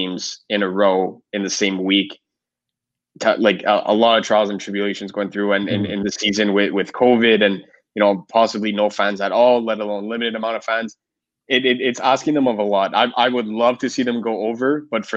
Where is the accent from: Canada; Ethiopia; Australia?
Canada; I'm Canadian